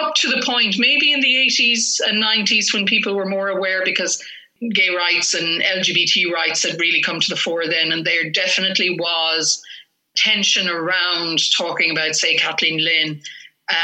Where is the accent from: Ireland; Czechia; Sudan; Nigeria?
Ireland; me as an Irish woman in 21st century Ireland